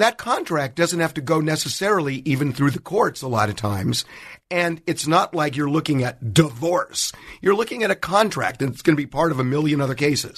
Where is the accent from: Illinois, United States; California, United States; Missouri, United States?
California, United States; Los Angeles